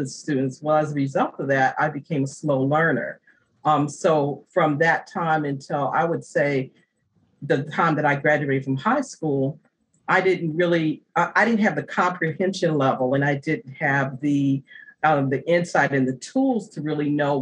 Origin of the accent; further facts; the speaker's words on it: Virginia, United States; moved away; also born or lived in New Jersey / New York; I made the transition back to Virginia, which is my home state